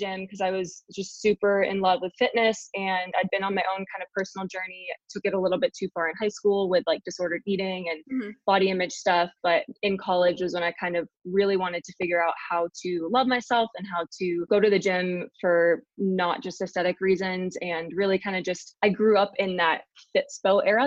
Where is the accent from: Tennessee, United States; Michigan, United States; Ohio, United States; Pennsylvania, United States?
Ohio, United States; Columbus; also born or lived in Salisbury, England; I grew up in Columbus, Ohio